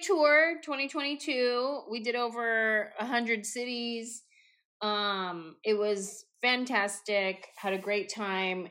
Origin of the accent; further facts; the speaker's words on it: San Jose, California, United States; I'm just this little Mexican girl from San Jose